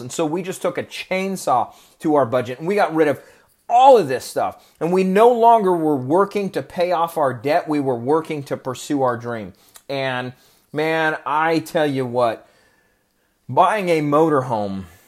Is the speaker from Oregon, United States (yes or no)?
yes; Oregon, United States; moved away; I grew up in Oregon and it rains all the time there